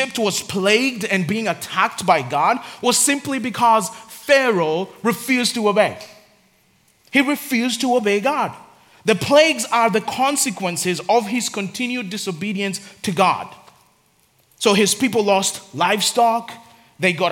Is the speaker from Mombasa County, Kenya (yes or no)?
no; Nairobi, Kenya; I grew up in Nairobi in Africa.